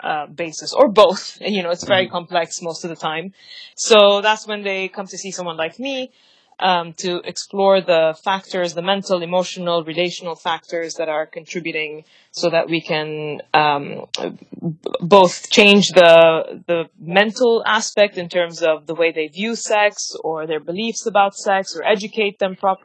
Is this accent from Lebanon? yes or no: yes; Lebanon; moved away as an adult; also born or lived in London, United Kingdom / Dubai, United Arab Emirates; now in New York, United States; I'm Lebanese, and I grew up in Lebanon.